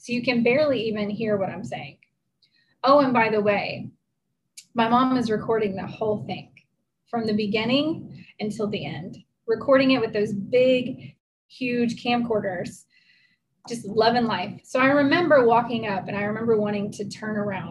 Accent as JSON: {"language": "English", "region": "Tennessee", "country": "United States", "tie": "born or raised there", "said": "I grew up in Tennessee"}